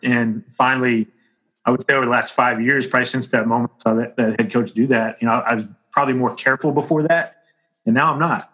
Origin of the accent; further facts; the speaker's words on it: Bryan, Texas, United States; I grew up in Bryan, played football, baseball, and basketball in high school there.